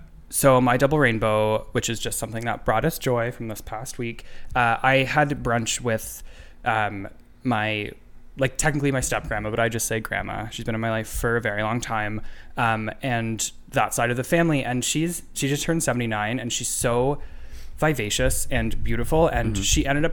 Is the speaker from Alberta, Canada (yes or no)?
no; Sudbury, Ontario, Canada; Growing up in Sudbury.